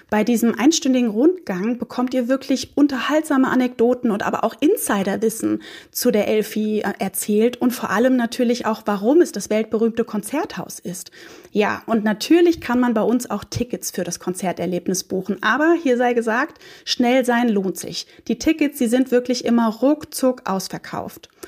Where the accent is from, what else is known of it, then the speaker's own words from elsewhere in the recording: Frankfurt, Hesse, Germany; Ja, Olaf, also als Frankfurter Mädchen ist eine Städtereise nach Frankfurt eine echte Herzensangelegenheit für mich.